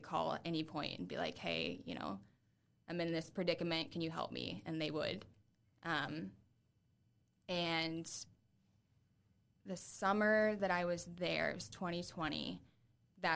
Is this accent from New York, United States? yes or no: no; Adams County, Indiana, United States; moved away as an adult; also born or lived in Boston / Nashville; now in Fort Wayne, United States; I'm like from Adams County, Indiana